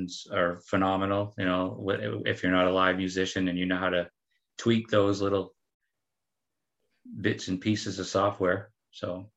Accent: Dover, New Hampshire, United States; moved away as an adult; now in San Diego, United States; I grew up in Dover, New Hampshire

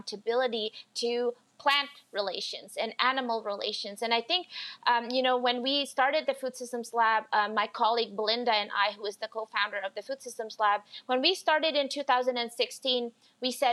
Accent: Indonesia; now in Canada; as an immigrant to Canada, so I'm originally from Indonesia

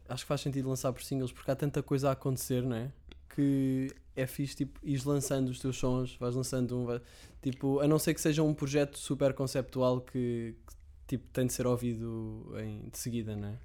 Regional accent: Sintra, Lisbon, Portugal; Eu, eu, sou de Sintra, antes vivia em casa dos meus pais em Sintra

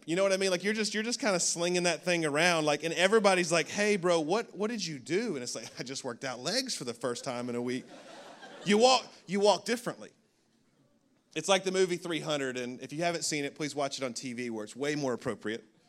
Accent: Birmingham, Alabama, United States; now in Orlando, United States; I was born in Birmingham, Alabama, nineteen eighty-four.

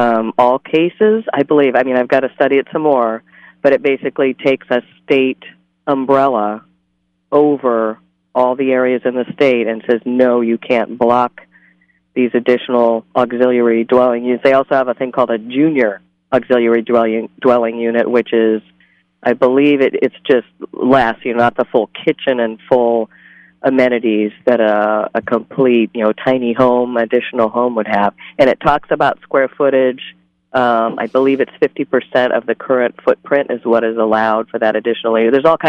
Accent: Santa Barbara, California, United States; I come from Santa Barbara. I lived there for 20 years

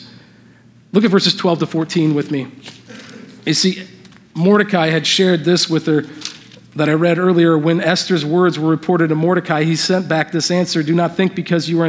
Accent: Indiana, United States; moved away as an adult; also born or lived in Southern California; I grew up in Indiana, my wife's from Southern California, I was living out there for the last 7 years

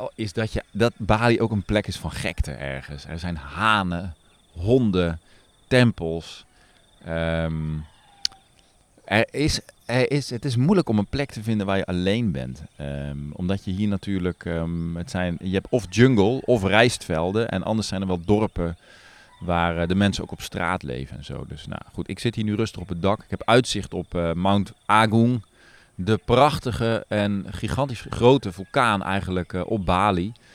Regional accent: Netherlands; moved away as an adult; now in Nepal; En ik heb dat zelf als kind ook in Nederland gedaan, gewoon vliegeren. Met mijn opa

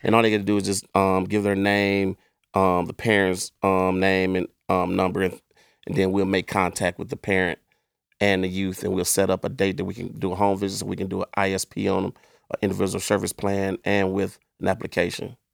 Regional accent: East Cleveland, Ohio, United States; I grew up in East Cleveland

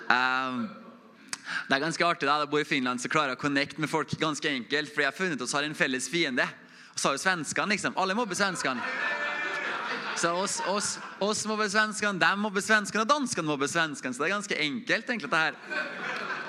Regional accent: Oppdal, Trøndelag, Norway; Jeg er fra Oppdal, samme som, som Inge. Inge er sånn ordentlig oppdaling. Jeg er sånn halvt oppdaling. Jeg fikk kommentar tidligere her at det høres jo ikke ut som en oppdaling her. Så jeg prøver å holde dialekta litt på plass.

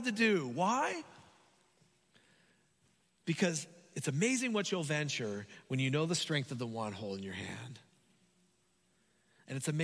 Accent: Hayward, California, United States; I grew up in Hayward, like San Lorenzo area

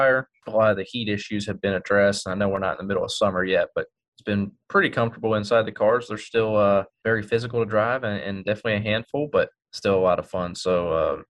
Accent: Texas, United States; my home state in Texas

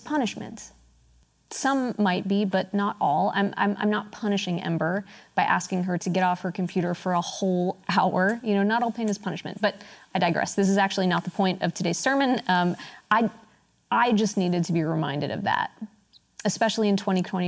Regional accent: United States; I'm American, right? I live here.

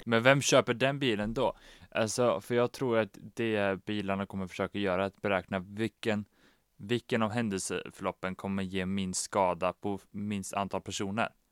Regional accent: Västra Götaland, Sweden; nu kommer vi från Västra Götaland

